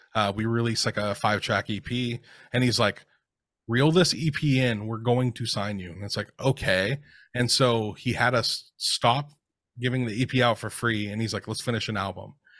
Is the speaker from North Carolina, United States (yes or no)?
no; Seattle, Washington, United States; during the time I was growing up in the Seattle scene